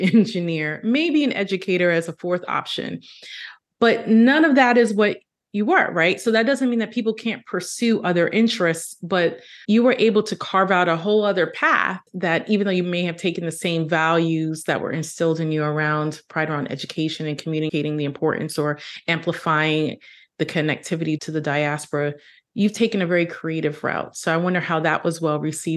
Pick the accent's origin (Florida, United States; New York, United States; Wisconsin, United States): New York, United States; New York City; born and raised in Brooklyn